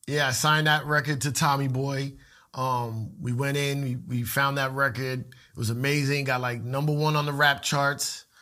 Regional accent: Puerto Rico; a lot of Puerto Ricans like me

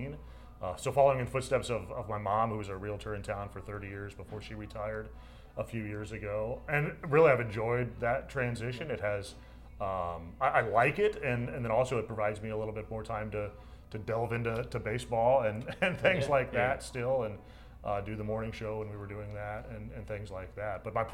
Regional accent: West Lafayette, Indiana, United States; born or raised there; moved away

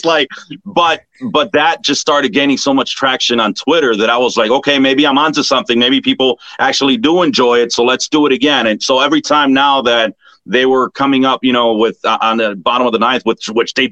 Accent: Chicago, Illinois, United States; growing up in Chicago, it was just I grew up with the Bulls

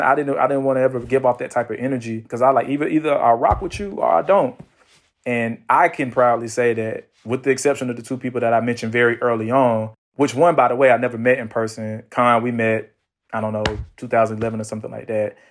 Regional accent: Atlanta, Georgia, United States; I'm from Atlanta

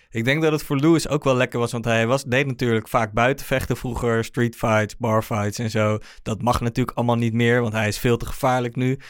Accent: The Hague, South Holland, Netherlands; Ik kom uit Den Haag

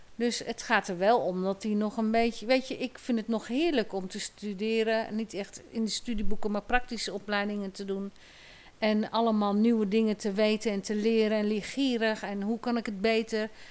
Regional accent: Nijkerk, Gelderland, Netherlands; Ik ben opgegroeid in Nijkerk

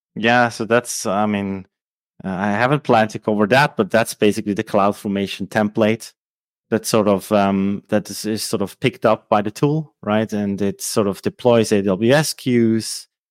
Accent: Switzerland; first language Swiss German; English is a second language; also born or lived in Lucerne; I'm from Switzerland. Uh, uh, so my native language is actually Swiss German

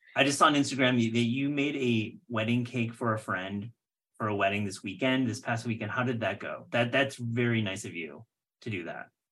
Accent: near Grand Rapids, Michigan, United States; born or raised there

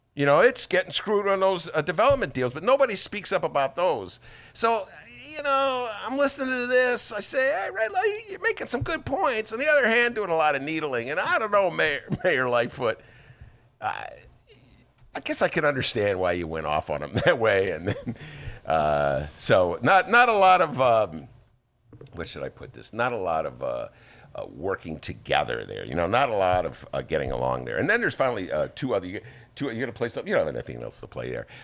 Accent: Evanston, Illinois, United States; now in Chicago, United States; I'm not from Chicago. So, you know, I never swore before I came to the city. I was from Evanston

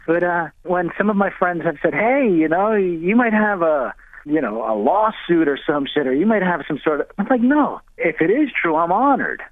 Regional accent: Mamaroneck, New York, United States; moved away; with the fellas I grew up on Rich Bell Road in Mamaroneck, New York

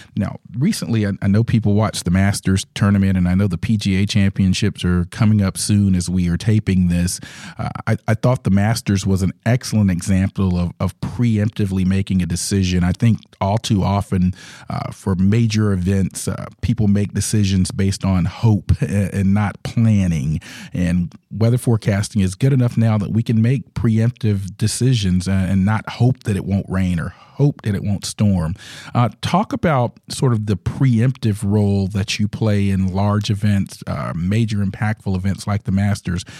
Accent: Georgia, United States; I grew up in the South as well here in Georgia

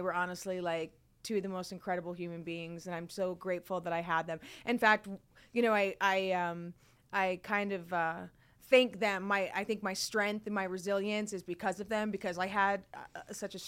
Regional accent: Barrington, Rhode Island, United States; moved away as an adult; also born or lived in Providence, Rhode Island / Miami / New York; now in Los Angeles, United States; I was born and raised in Rhode Island. I was born in Providence, raised in a small town called Barrington

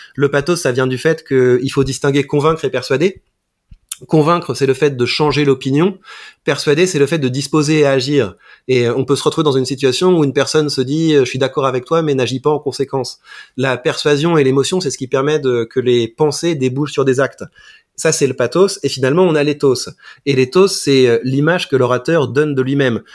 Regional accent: Mantes-la-Jolie, Île-de-France, France; J'ai grandi à Mantes-la-Jolie, donc c'est vraiment la banlieue parisienne

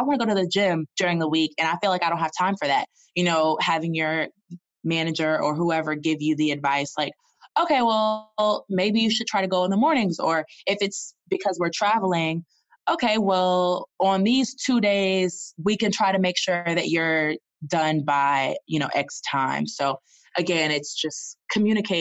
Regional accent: the South, United States; also born or lived in Boston; now in Atlanta, United States; I'm from the South

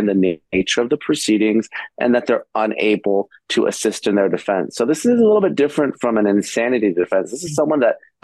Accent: Los Angeles, California, United States; my hometown

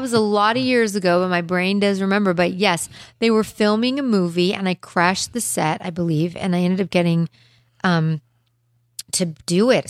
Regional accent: Los Angeles, California, United States; also born or lived in Beverly Hills; I was like a Hollywood girl

